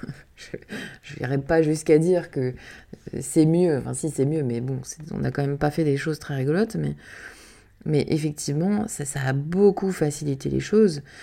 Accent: Canada; moved away; toute petite j'ai grandi au Canada

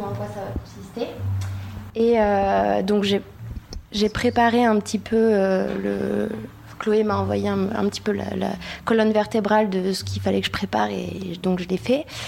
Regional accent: Kosovo; moved away; je viens du Kosovo

